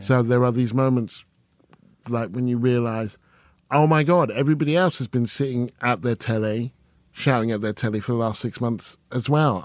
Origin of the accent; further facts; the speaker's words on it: Stevenage, East of England, United Kingdom; I'm from Stevenage